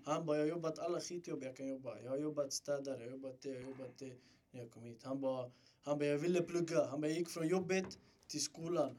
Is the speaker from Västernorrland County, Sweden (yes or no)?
no; Stockholm, Stockholm County, Sweden; född och uppväxt i Rinkeby.